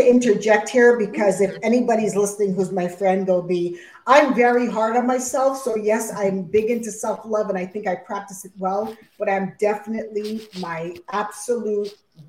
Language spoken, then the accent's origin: English; Montreal, Quebec, Canada; being a West Indian person growing up in Montreal, Quebec.